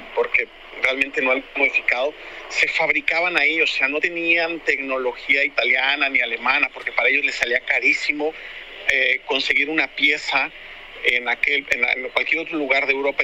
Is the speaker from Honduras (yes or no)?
no; Mexico; also born or lived in Spain; yo soy mexicano